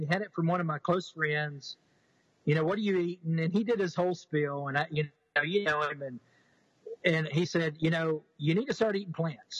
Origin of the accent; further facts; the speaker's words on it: East Texas, United States; also born or lived in Houston, Texas; Southern, you know, uh, kid from East Texas. Uh, you know, I was I was I was born in Houston